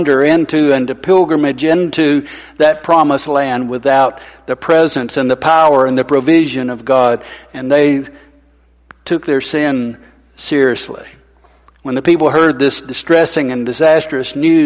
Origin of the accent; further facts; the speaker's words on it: Arab, Alabama, United States; I grew up in Arab